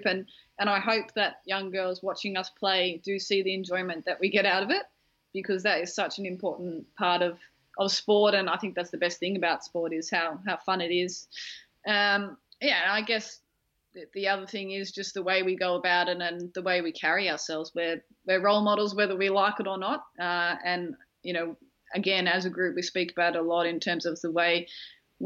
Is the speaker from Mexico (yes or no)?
no; Australia; as an Australian group